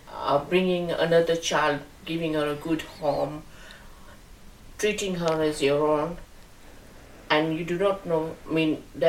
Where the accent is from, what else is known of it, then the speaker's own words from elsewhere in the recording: India; moved away; Because she's from my home country